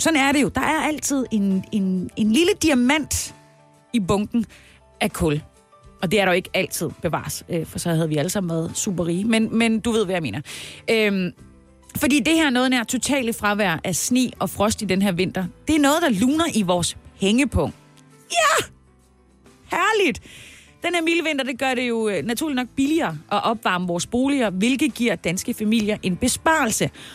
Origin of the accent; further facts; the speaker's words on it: Haderslev, Southern Denmark, Denmark; skal vi hjem til min hjemby, Hasle. Haderslev